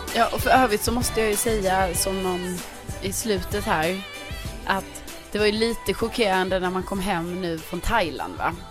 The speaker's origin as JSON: {"language": "Swedish", "region": "Skåne", "country": "Sweden", "moved": "yes", "lives_now": "Stockholm, Sweden", "said": "jag är ju från Skåne"}